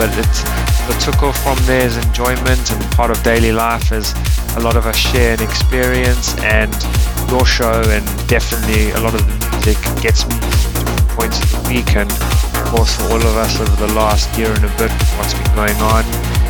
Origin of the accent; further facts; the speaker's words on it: South Africa; also born or lived in Oxford, England; now in near Oxford, United Kingdom; I'm dialing in from my garden office in a town near to Oxford in England. I'm originally from South Africa, where my trance journey began.